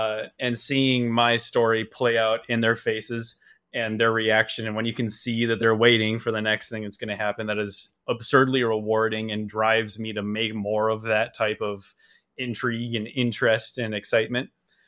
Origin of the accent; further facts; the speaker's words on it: Chicago, Illinois, United States; I grew up in the Chicago area my whole life.